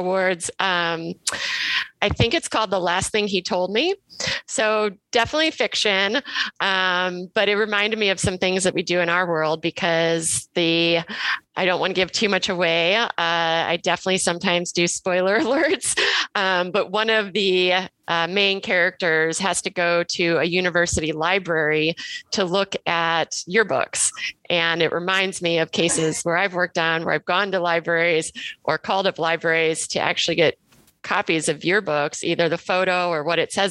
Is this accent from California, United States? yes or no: no; Cleveland, Ohio, United States; moved away as an adult; also born or lived in Milwaukee / New York City; now in Chicago, United States; I'm from the Midwest. I'm from Cleveland.